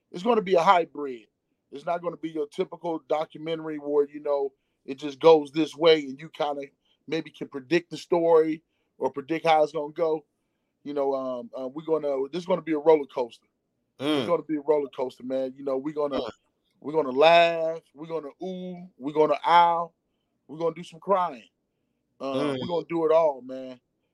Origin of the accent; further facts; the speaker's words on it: Peoria, Illinois, United States; moved away as an adult; also born or lived in Texas / Chicago; I'm from Peoria, Illinois, South End, Emanuel High School, Garfield, Blaine Sumner.